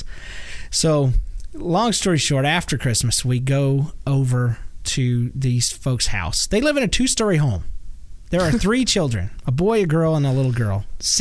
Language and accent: English; Georgia, United States; I'm from Georgia